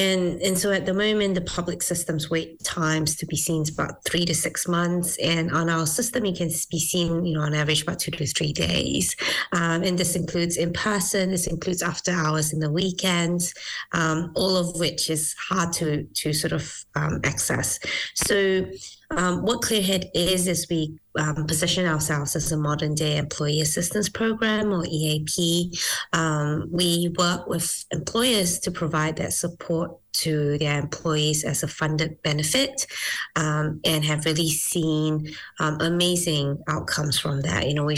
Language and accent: English; Malaysia; now in New Zealand; So I was originally from Malaysia, migrated to New Zealand, and then went to university and did my first degree in neuroscience and psychology.